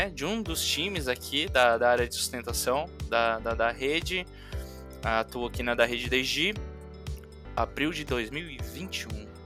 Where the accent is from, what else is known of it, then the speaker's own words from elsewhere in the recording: Diadema, São Paulo, Brazil; born there; eu nasci em Diadema, né? Nunca morei em Diadema, mas eu nasci lá em Diadema.